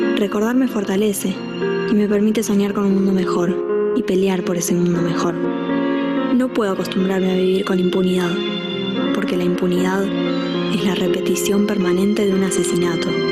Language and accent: Spanish; Argentina; para nosotros como judíos, como argentinos